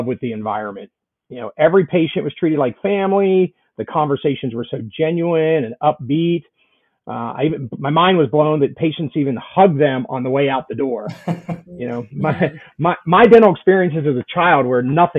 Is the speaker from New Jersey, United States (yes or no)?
no; central Pennsylvania, United States; moved away as an adult; also born or lived in West Virginia; now in Atlanta, United States; I grew up in central Pennsylvania in a small town